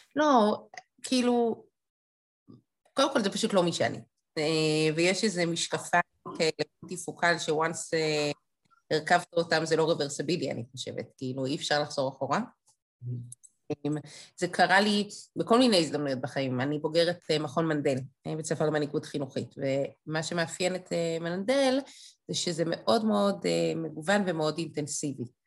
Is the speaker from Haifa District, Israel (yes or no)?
no; Jerusalem, Jerusalem District, Israel; אני ירושלמית